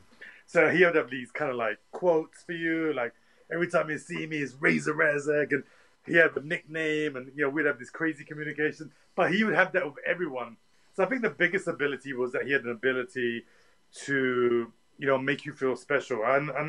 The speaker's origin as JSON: {"language": "English", "region": "London", "country": "United Kingdom", "tie": "born or raised there", "said": "growing up in Tottenham"}